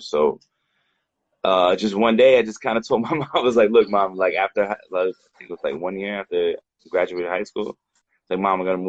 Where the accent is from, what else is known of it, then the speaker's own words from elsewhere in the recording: Tampa, Florida, United States; moved away as an adult; now in Bangkok, Thailand; I'm originally from Tampa, Florida. I grew up mostly in Tampa, Florida, and I moved to Bangkok, Thailand about 15 years ago